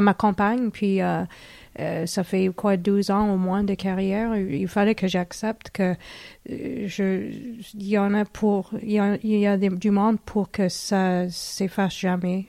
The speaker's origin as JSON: {"language": "French", "town": "Harriston", "region": "Ontario", "country": "Canada", "tie": "born or raised there", "moved": "yes", "said": "je viens de l'Ontario, euh, c'était dans une toute petite ville qui s'appelait Harriston. Euh, en Ontario"}